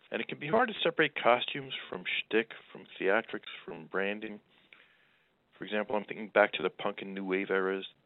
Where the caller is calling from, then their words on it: Croton-on-Hudson, New York, United States; calling from Croton, New York